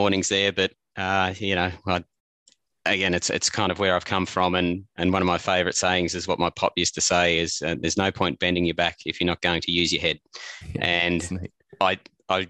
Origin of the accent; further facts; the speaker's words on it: Armidale, New South Wales, Australia; also born or lived in Walcha; I was born in Armidale, and all my family was in Walker.